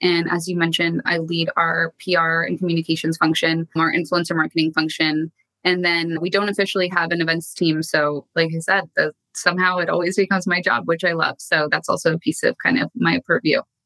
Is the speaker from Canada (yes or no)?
yes; Canada; moved away as an adult; also born or lived in New York / London; now in Los Angeles, United States; So I am originally from Canada and I've been in LA now for the past six odd years